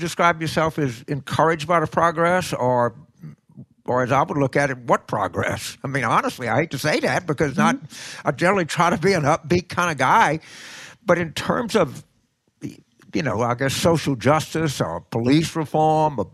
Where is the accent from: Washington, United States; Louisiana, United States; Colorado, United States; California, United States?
Louisiana, United States; my home state